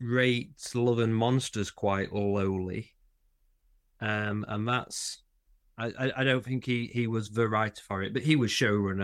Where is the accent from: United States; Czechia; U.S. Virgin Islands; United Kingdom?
United Kingdom; England; we are English